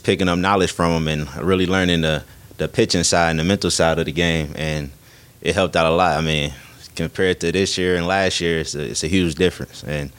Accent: Detroit, Michigan, United States; when I go to other states and they ask where I'm from and I say Detroit, they get real excited

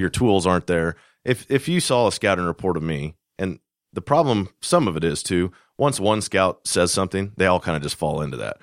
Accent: Kansas, United States; moved away; I'm from Kansas originally

